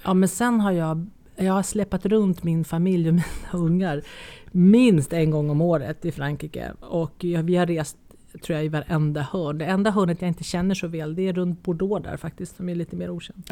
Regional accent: Nacka, Stockholm County, Sweden; moved away as an adult; now in France; Jag är ju gammal Nackabo. Jag är ju född och uppväxt i Nacka

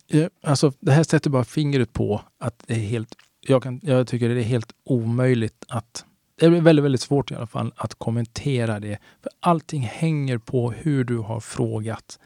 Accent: Sweden; jag är också svensk

